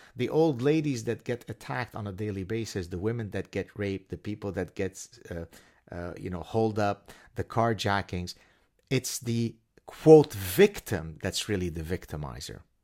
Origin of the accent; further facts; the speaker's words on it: Canada; I'm Canadian.